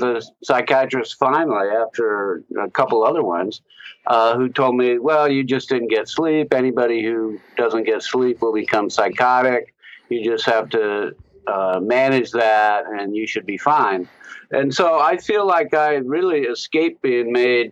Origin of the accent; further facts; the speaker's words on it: Anchorage, Alaska, United States; I grew up in Anchorage, Alaska, pretty privileged background